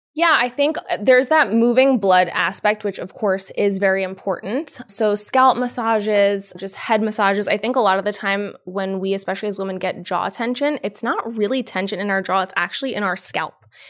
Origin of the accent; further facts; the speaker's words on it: Yonkers, New York, United States; Born and raised in Yonkers